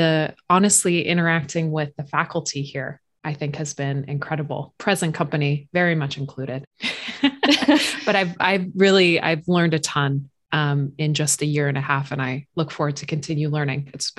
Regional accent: Croton-on-Hudson, New York, United States; moved away; So I am from a little town in New York called Croton-on-Hudson.

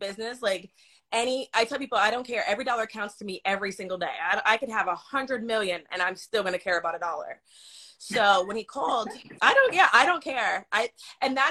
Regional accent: New York, United States; moved away; I'm a New Yorker

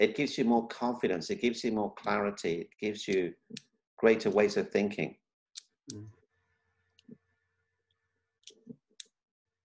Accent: Kenya; I was born in Kenya

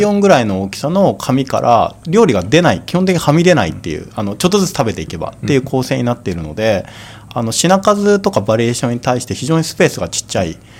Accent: Kanto, Japan; 僕関東生まれだったって

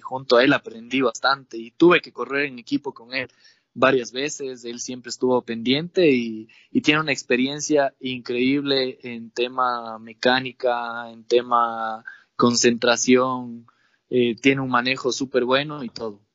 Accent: Ibarra, Imbabura, Ecuador; now in Atuntaqui, Ecuador; yo nací en Ibarra, pero vivo he vivido la mitad de mi vida en Ibarra y en Atuntaqui. Mis papás son netamente de Atuntaqui

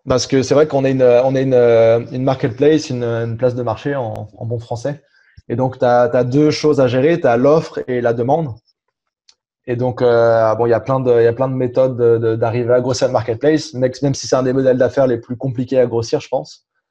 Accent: France; moved away as an adult; also born or lived in Germany / England; now in Montreal, Canada; je suis rentré en France, j'avais 5 euh, ans. Donc entre 5 ans et 18 ans, j'ai fait le, le, cursus classique euh, français.

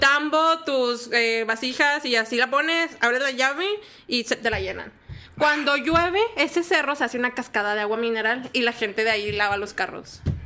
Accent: Monterrey, Nuevo León, Mexico; yo sí soy de Monterrey, Monterrey, soy del área norponiente

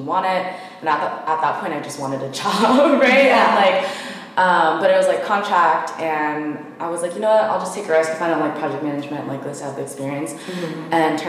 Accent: Philippines; You should whatever, because I'm Filipino.

